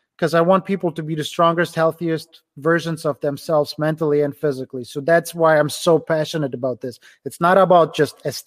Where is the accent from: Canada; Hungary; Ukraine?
Ukraine; English is a second language; now in Cleveland, United States; A little over 10 years, I immigrated from Ukraine to the US. Right now I'm in Cleveland, Ohio. I immigrated without knowing any English.